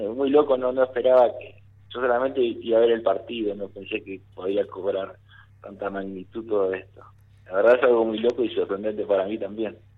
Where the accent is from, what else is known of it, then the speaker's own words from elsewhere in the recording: Merlo, Buenos Aires Province, Argentina; yo soy de Mariana Costa, Merlo